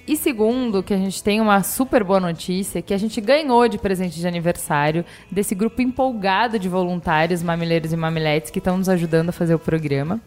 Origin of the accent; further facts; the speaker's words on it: Porto Alegre, Rio Grande do Sul, Brazil; now in São Paulo, Brazil; a minha formação foi em Porto Alegre. Então, assim, eu fui para Porto Alegre com cinco anos